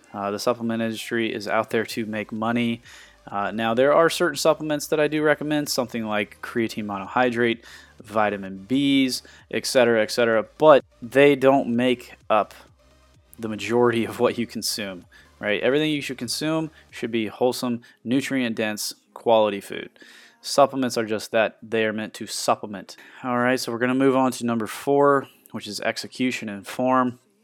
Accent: Sidney, Ohio, United States; I grew up in Sydney, Ohio

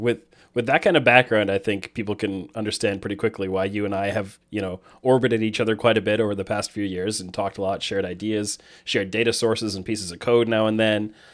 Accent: Canada; I'm Canadian

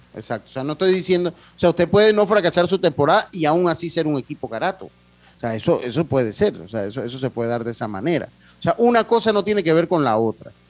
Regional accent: Los Santos, Panama; allá en, de donde yo soy, en el sector de la provincia de Los Santos

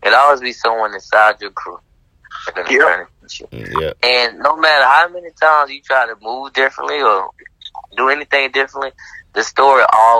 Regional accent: Georgia, United States; We're from Georgia. And you know, and Atlanta, we claim Georgia, not Atlanta, but we claim Georgia.

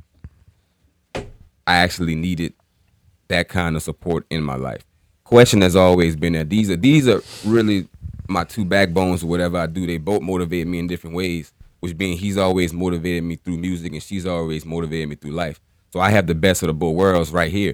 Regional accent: New Orleans, Louisiana, United States; now in Lafayette, United States; I'm from New Orleans

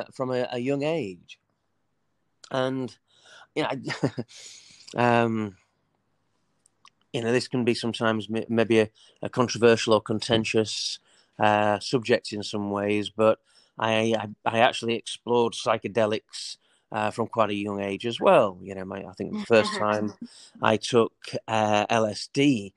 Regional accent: Leeds, Yorkshire and the Humber, United Kingdom; I was born in the United Kingdom, in a place called Leeds. I grew up

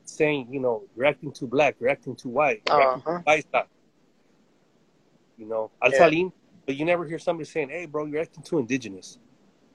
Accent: United States; also born or lived in Central Valley, California; I was born in the United States, and my dad was born in Mexico, and mom was from Texas, but we were fruit pickers in the 70s

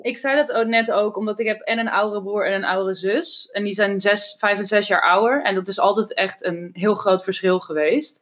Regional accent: Amsterdam, North Holland, Netherlands; toen ik opgroeide woonde in Amsterdam, iedereen in een sociale huurwoning

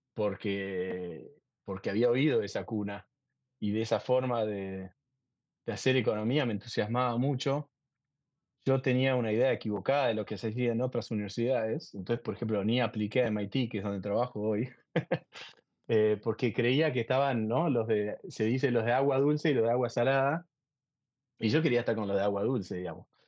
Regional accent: Argentina; moved away as an adult; como, como, argentino

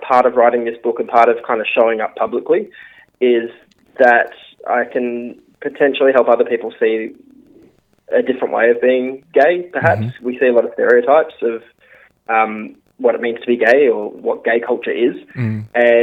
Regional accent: Geraldton, Western Australia, Australia; moved away; I loved growing up there

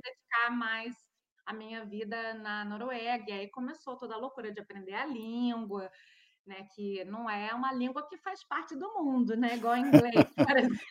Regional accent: Brazil; moved away as an adult; now in Norway; eu sou do Brasil

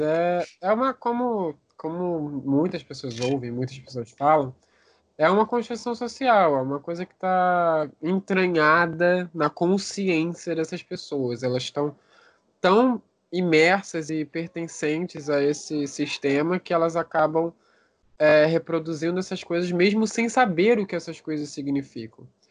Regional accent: Rio de Janeiro, Brazil; eu sou do Rio de Janeiro, barra Brasil

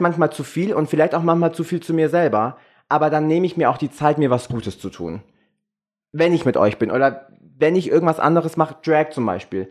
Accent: Germany

